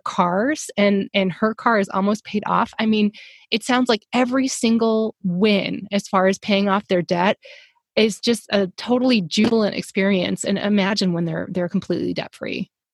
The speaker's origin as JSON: {"language": "English", "region": "the South", "country": "United States", "said": "I'm from the South"}